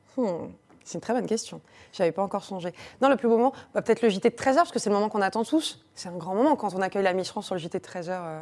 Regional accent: Paris, Île-de-France, France; je suis parisienne

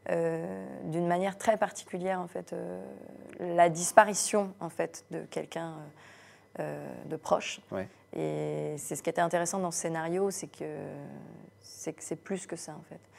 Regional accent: Brittany, France; Moi, la Bretagne, je l'aime. Euh, je suis bretonne.

